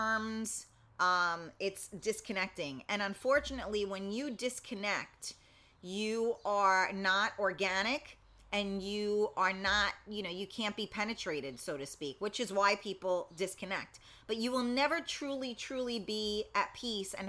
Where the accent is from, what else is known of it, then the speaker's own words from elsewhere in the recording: New York City, New York, United States; I am not from Brooklyn. I'm from the Bronx